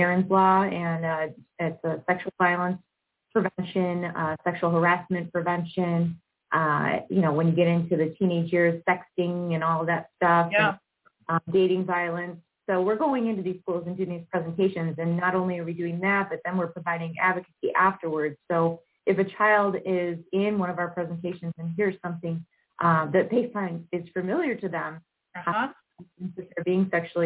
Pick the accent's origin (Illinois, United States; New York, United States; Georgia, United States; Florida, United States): Illinois, United States; Aurora; I'm born and raised in Aurora, Illinois